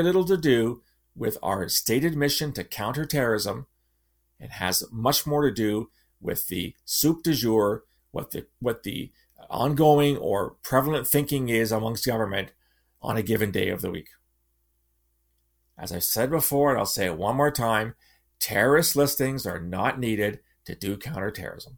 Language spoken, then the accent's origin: English; London, Ontario, Canada; I'm from London, Ontario. I've been a London Knights fan since I was a child.